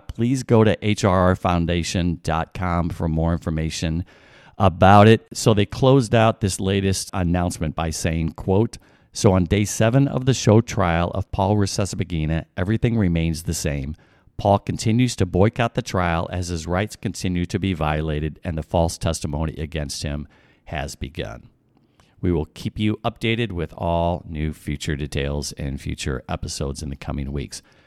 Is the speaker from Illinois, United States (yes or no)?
yes; Illinois, United States; I grew up in Illinois. I'm a Midwestern boy